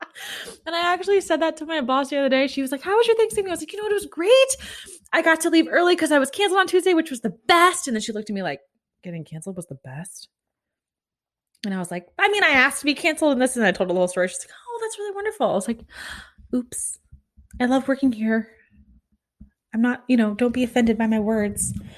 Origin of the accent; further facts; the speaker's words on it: Kansas, United States; now in Florida, United States; I grew up in Kansas